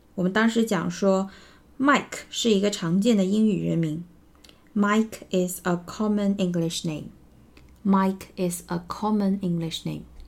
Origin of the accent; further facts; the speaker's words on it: China; 我们中国人